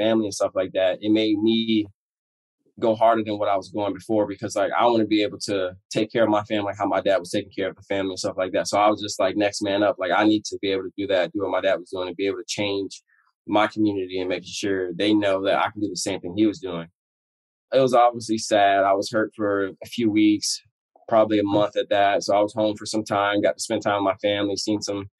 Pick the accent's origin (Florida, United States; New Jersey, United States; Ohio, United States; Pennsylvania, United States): Florida, United States; moved away as an adult; now in Washington, United States; I'm from Florida.